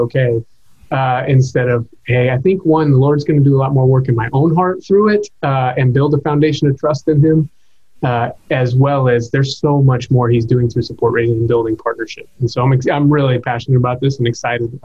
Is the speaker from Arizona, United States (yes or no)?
yes; Arizona, United States; moved away as an adult; also born or lived in California; now in East Texas, United States; I'm from the West Coast. I grew up in Arizona, went to college in California